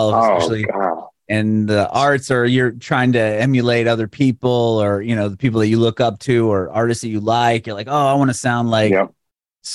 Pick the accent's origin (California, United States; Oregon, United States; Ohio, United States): California, United States; San Diego; moved away as an adult; now in Nashville, United States; I'm originally from San Diego. I recently moved to Middle Tennessee, like Nashville area, about 2.5 years ago